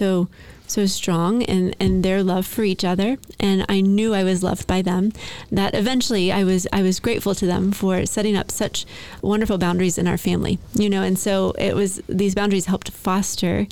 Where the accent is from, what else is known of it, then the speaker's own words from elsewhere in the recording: Lexington, Kentucky, United States; now in Nashville, United States; I grew up in Lexington, Kentucky